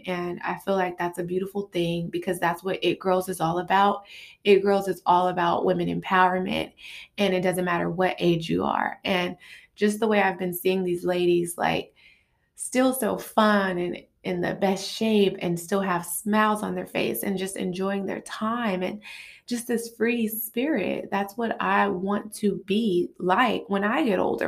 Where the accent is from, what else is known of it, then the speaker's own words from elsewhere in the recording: Los Angeles, California, United States; I'm from South Central L A. I live in this part of L A.